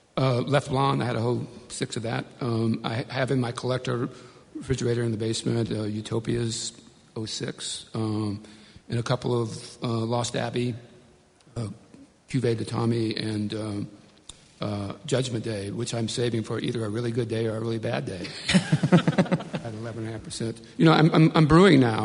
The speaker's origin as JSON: {"language": "English", "town": "Bayou Black", "region": "Louisiana", "country": "United States", "tie": "born or raised there", "said": "I grew up in a little place called Bayou Black, Louisiana, deep in the, in the swamps"}